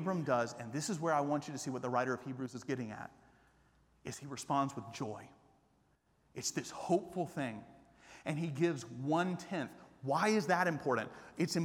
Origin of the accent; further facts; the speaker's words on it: Atlanta, Georgia, United States; moved away as an adult; also born or lived in Japan; now in Austin, United States; I grew up in Atlanta not as a Christian